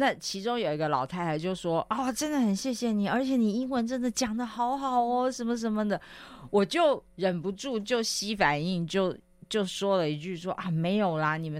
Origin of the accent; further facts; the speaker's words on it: Taiwan; 然后我就跟他们用英文交谈了，没没有没有丢我们台湾人的脸啊